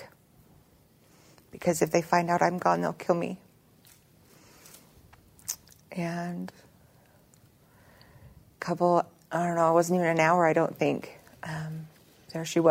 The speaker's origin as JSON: {"language": "English", "town": "Roosevelt", "region": "Utah", "country": "United States", "also_born_or_lived": "Salt Lake City / Ogden", "said": "I'm from Roosevelt, and I have this little podunk town out in the middle of nowhere"}